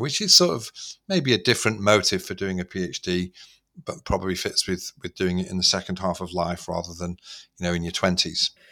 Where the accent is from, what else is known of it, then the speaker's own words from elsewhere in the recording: Manchester, North West England, United Kingdom; I was brought up in Manchester at that time